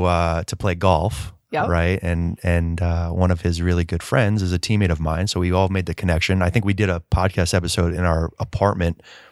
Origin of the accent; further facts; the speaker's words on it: Melbourne, Florida, United States; Originally, Melbourne, Florida.